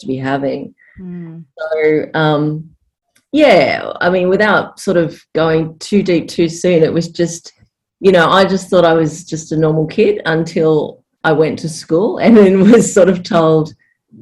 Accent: Frankston, Victoria, Australia; now in Torquay, Australia; I was actually born in Frankston, and I was raised down in Franger

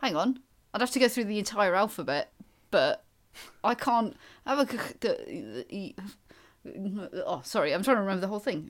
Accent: Wales, United Kingdom; I am from Wales

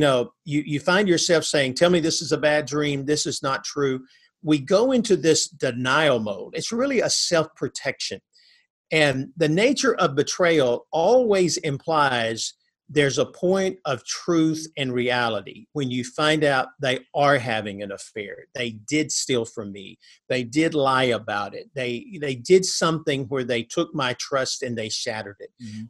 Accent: North Alabama, United States; I grew up in North Alabama.

